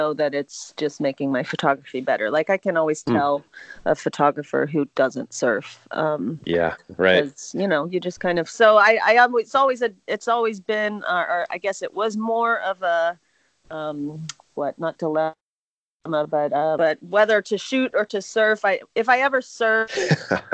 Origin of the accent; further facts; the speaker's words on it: Pittsburgh, Pennsylvania, United States; moved away; also born or lived in Southern California; I grew up actually in Pittsburgh, Pennsylvania, very far from the ocean